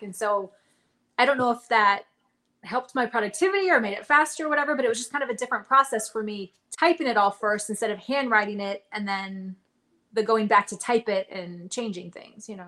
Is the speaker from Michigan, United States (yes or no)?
no; Reno, Nevada, United States; moved away as an adult; also born or lived in Arizona; I'm from Nevada. I grew up outside of Reno, kind of around Lake Tahoe